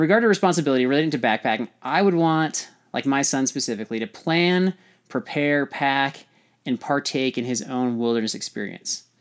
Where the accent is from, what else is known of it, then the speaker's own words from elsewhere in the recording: California, United States; I'm from California